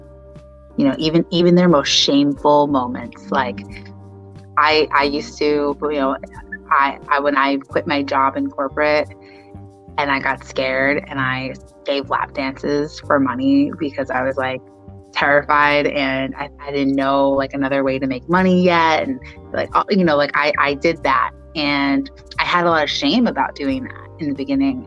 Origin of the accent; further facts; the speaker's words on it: New York, United States; also born or lived in Long Island; I grew up in New York, Brooklyn, and Long Island